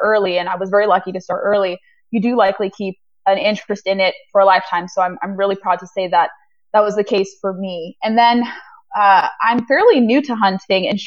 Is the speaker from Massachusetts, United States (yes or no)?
no; Orange County, Southern California, United States; I grew up in Southern California